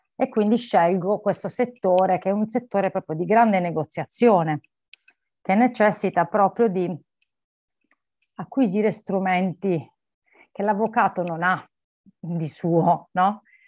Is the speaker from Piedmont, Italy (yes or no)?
no; Barletta, Apulia, Italy; moved away as an adult; also born or lived in United Kingdom; now in Milan, Italy; io nasco in Italia, nasco in Puglia, sono di origini, sono di Barletta originaria, nasco lì